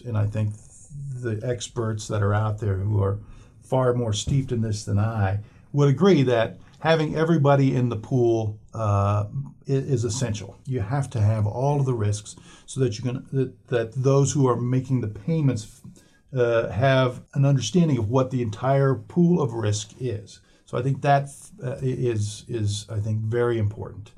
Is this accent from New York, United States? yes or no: no; Wyoming, United States; moved away; I grew up in Wyoming